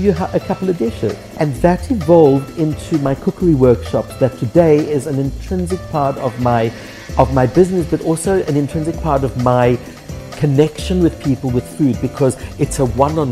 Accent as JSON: {"language": "English", "town": "Krugersdorp", "region": "Gauteng", "country": "South Africa", "tie": "born or raised there", "moved": "as an adult", "lives_now": "Cyprus", "said": "the tiny little mining town that I grew up in Krugersdorp"}